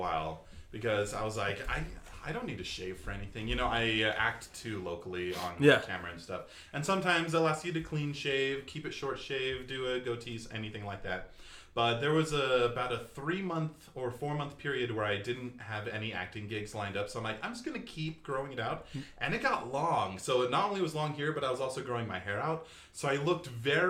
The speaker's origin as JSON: {"language": "English", "town": "Layton", "region": "Utah", "country": "United States", "tie": "born or raised there", "also_born_or_lived": "Poway, California / Orem, Utah / Salt Lake City, Utah", "said": "we moved here to Utah when I was about 2 years old, but since then has pretty much spent my whole life here"}